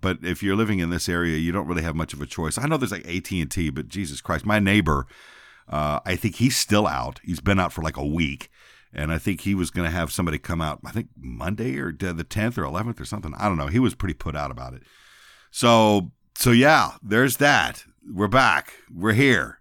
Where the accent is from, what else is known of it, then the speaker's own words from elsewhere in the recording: San Antonio, Texas, United States; now in Memphis, United States; where I grew up was in San Antonio